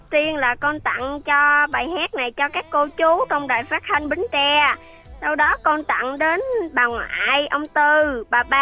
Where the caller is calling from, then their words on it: Chợ Lách, Bến Tre, Vietnam; dạ con ờ, ở phú sơn à